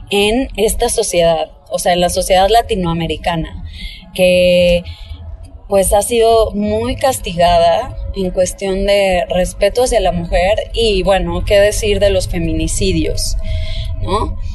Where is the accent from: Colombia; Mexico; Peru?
Mexico; soy cantautora mexicana